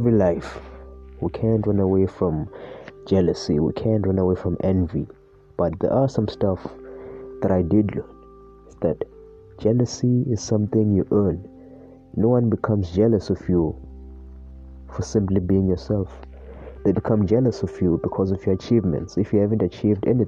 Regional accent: South Africa; I was born in South Africa in a very middle-class family

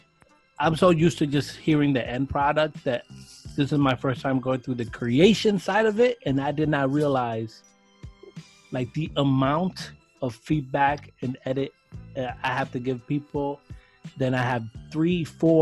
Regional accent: New York City, New York, United States; I'm from Sunset Park

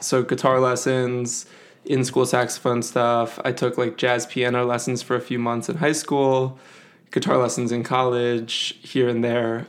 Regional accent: Evanston, Illinois, United States; I am from Evanston, Illinois, or grew up there at least

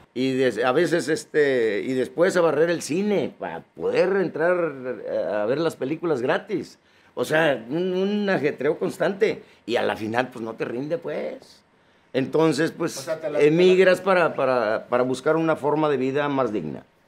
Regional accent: Yuriria, Guanajuato, Mexico; moved away; also born or lived in United States; yo soy del Rancho Zapotitos, municipio de Yuriria, Guanajuato. Fui niño campesino. Yo de los 6 a los 11 años anduve sembrando la tierra.

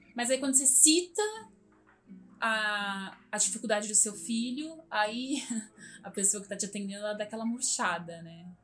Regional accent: Santo André, São Paulo, Brazil; Eu morei por muito tempo, muitos anos, assim, desde de criança. Eu nasci aqui em Santo André

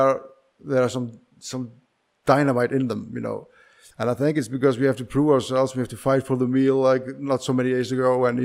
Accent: Iceland; now in Prague, Czech Republic; I'm from Iceland

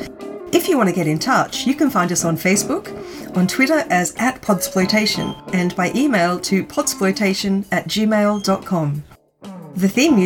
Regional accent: Australia; I'm Australian

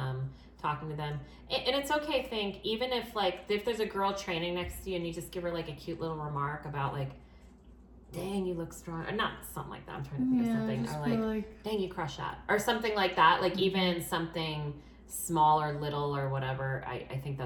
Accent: Maine, United States; I grew up in Maine.

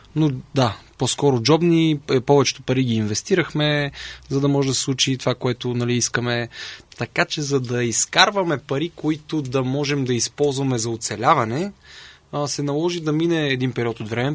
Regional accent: Sofia, Sofia City, Bulgaria; Родом съм от София. Все още живее с нашите

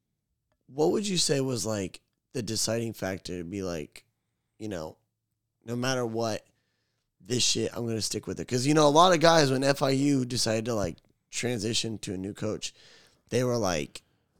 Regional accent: Florida, United States; I was born in Florida. I'm finna die in Florida.

